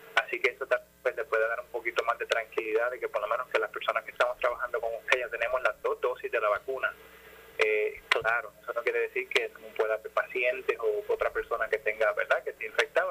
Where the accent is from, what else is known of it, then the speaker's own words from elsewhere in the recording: Ponce, Puerto Rico; moved away as an adult; also born or lived in United States; yo soy, yo soy de Ponce, nací en Ponce, viví en Jardines del Caribe